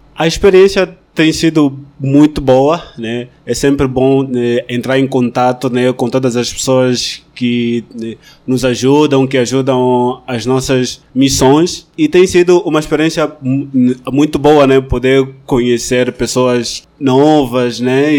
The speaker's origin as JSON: {"language": "Portuguese", "region": "Malanje", "country": "Angola", "tie": "born or raised there", "also_born_or_lived": "Rodeio, Santa Catarina, Brazil", "moved": "as an adult", "lives_now": "Petrópolis, Brazil", "said": "sou angolano é, e nasci na província de Malange."}